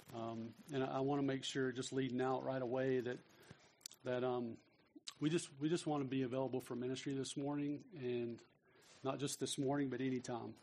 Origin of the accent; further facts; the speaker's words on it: North Carolina, United States; I was raised in North Carolina